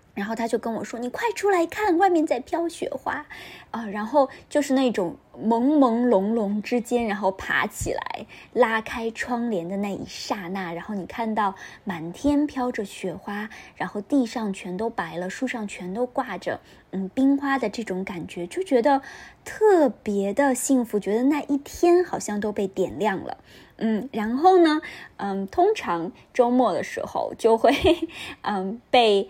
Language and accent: Chinese; northern China, China; now in Shanghai, China; 作为一个北方人